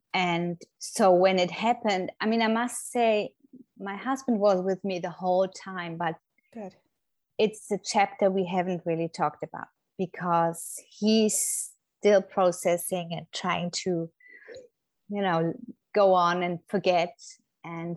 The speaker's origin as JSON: {"language": "English", "country": "Germany", "moved": "as an adult", "lives_now": "Florida, United States", "said": "I'm originally from Germany, but have been living in the States for nearly 10 years now with my family"}